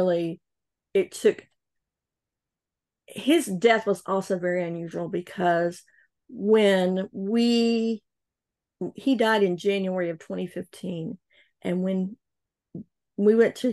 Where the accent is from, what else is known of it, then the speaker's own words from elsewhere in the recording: North Carolina, United States; I'm from North Carolina